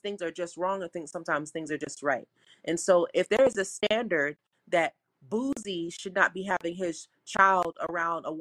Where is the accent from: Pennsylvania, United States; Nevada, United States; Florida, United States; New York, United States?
Florida, United States; South; I'm from South Florida